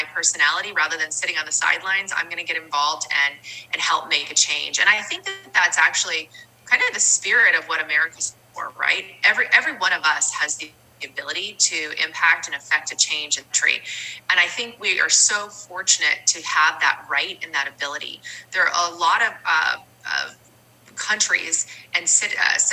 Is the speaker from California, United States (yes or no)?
yes; California, United States; I've always lived in the state of California